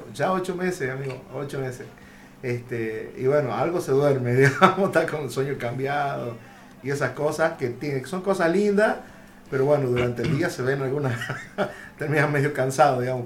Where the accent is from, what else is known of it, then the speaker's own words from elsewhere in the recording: Concepción, Tucumán, Argentina; cómo uno habla como tucumano